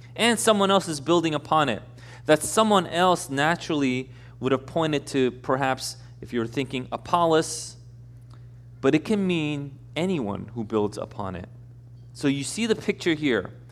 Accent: Elmhurst, United States; I'm from Elmhurst.

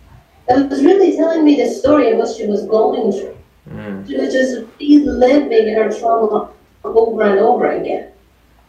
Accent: Iran; moved away; growing up in Iran in a very oppressive culture

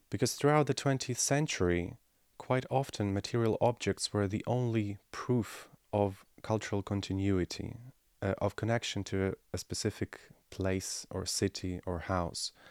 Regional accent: Kyiv, Ukraine; my hometown of Kiev

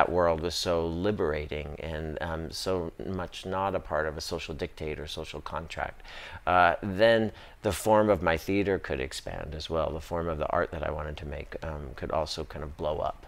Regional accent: Stockton, California, United States; moved away; growing up in Stockton, California, and in a place that I couldn't wait to get out

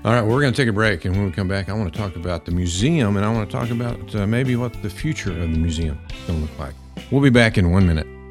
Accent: Pampa, Texas, United States; growing up in Pampa, Texas

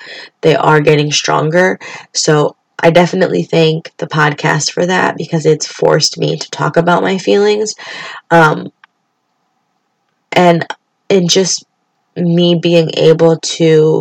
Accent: Springfield, Massachusetts, United States; I grew up in Springfield, Massachusetts

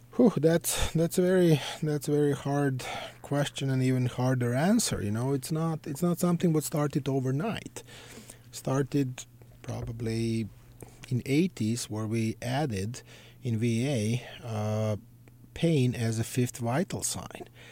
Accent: Belgrade, Serbia; moved away; I grew up in Belgrade, Serbia.

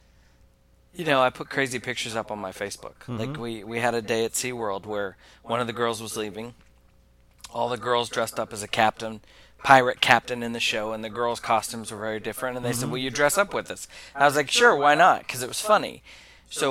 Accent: Oklahoma, United States; I'm from Oklahoma

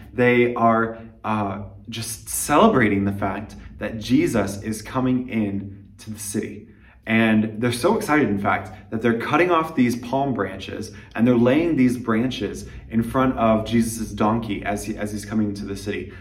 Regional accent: United States; moved away as an adult; now in Liberec, Czech Republic; I'm an American missionary in Liberec, Czech Republic

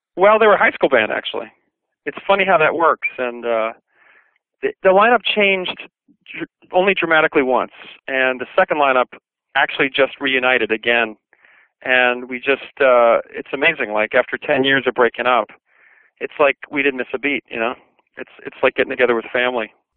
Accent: New York City, New York, United States; I grew up in Brooklyn, New York

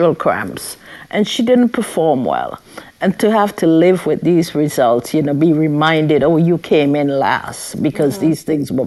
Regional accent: St. Vincent & Grenadines; I grew up in St. Vincent

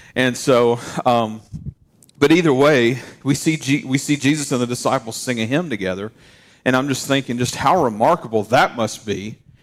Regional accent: Tennessee, United States; Where are you from? Tennessee

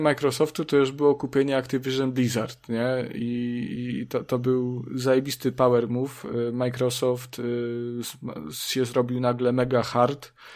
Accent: Subcarpathian Voivodeship, Poland; ja jestem głupim wsiurem z Podkarpacia

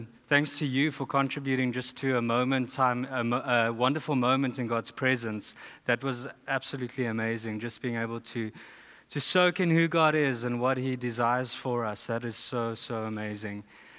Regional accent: South Africa; moved away; I'm from South Africa.

